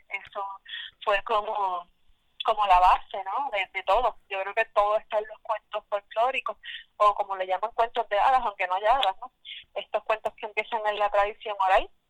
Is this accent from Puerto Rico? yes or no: yes; San Sebastián, Puerto Rico; first language Spanish; also born or lived in New Jersey; now in Bayamón, Puerto Rico; Soy de San Sebastián del Pepino, pero vivo en Bayamo, Costa